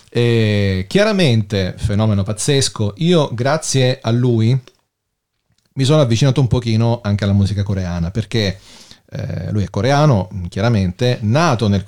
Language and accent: Italian; Germany; Sono tedesca.